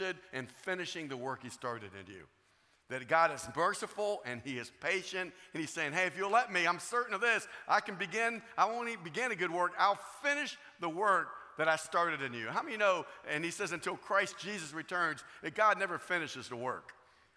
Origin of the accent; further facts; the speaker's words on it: Florida, United States; I'm from Florida